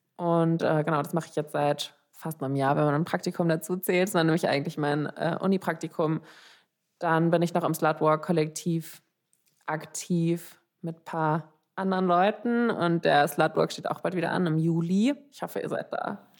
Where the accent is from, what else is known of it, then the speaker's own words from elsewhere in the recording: Frankfurt, Hesse, Germany; moved away as an adult; now in Vienna, Austria; Ich komme aus Frankfurt